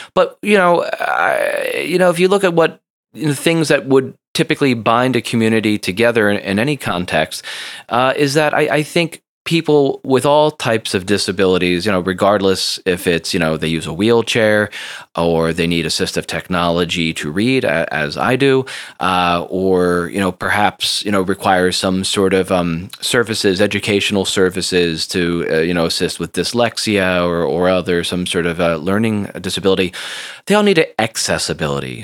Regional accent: United States; also born or lived in Seoul, South Korea / New Jersey; I am an American multimedia journalist and educator.

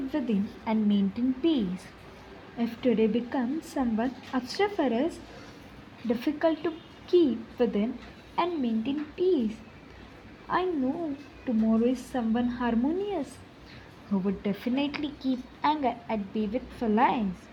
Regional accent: Mumbai, Maharashtra, India; I am from Mumbai.

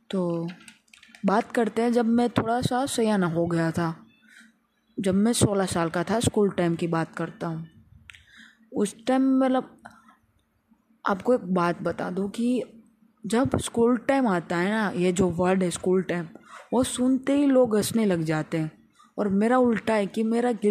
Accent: Rajkot, Gujarat, India; मैं राजकोट गुजरात से बिलोंग करता हूँ

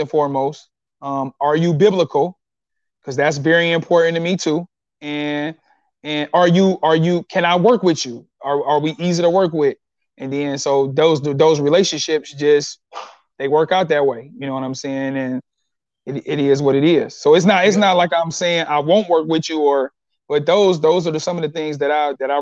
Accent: Detroit, Michigan, United States; I'm from Detroit

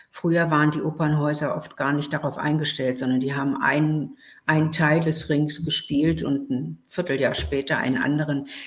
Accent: Berlin, Germany; born there; Ich bin in Berlin geboren und bin ähm, aufgewachsen mit einem Vater

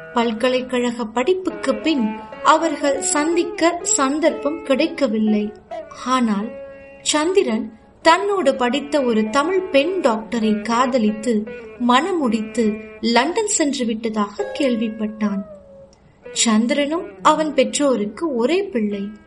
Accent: Jaffna, Northern Province, Sri Lanka; moved away as an adult; now in Mississauga, Canada; நான் யாழ்ப்பாணம் நல்லூரைச் சேர்ந்தவன்

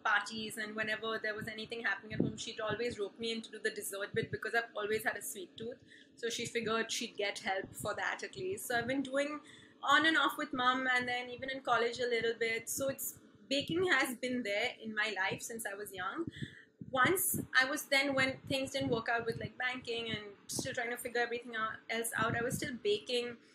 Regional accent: Mumbai, Maharashtra, India; moved away as an adult; also born or lived in Berkeley, United States / Philadelphia, United States; I've been born and brought up in Bombay's cathedral schooling

